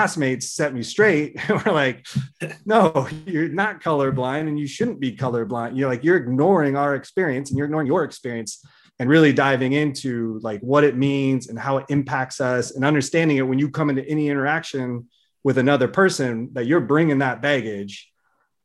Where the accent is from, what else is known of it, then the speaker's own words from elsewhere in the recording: Seattle, Washington, United States; I'm in the suburban area of Seattle. I grew up there. I've basically been here my whole life in different areas.